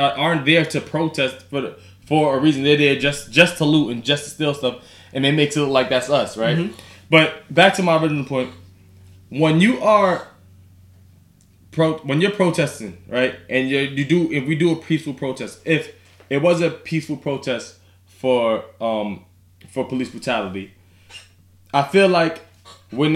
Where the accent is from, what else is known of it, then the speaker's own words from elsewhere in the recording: Yonkers, New York, United States; Yonkers, New York, we're from Yonkers